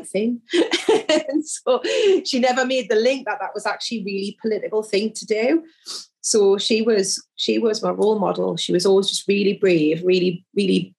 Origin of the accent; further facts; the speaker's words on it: Jarrow, North East England, United Kingdom; also born or lived in South Shields; I grew up in South Tyneside, which, so my constituency is part of that borough. So I grew up in the neighbouring constituency, Jarrow.